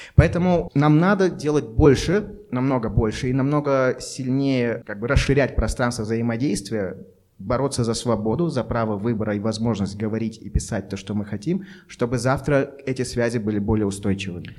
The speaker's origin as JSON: {"language": "Russian", "region": "Almaty", "country": "Kazakhstan", "said": "Я алматинец"}